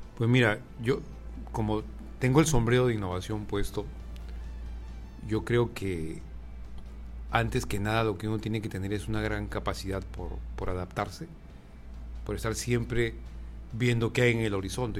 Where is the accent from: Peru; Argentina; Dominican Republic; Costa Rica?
Peru; Arequipa; moved away as an adult; also born or lived in Ecuador / Colombia; now in Mexico; nací en una ciudad del Perú que se llama Arequipa